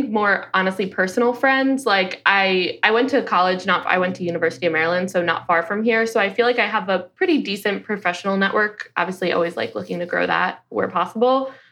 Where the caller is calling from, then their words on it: Washington, District of Columbia, United States; I'm I'm in Washington, DC.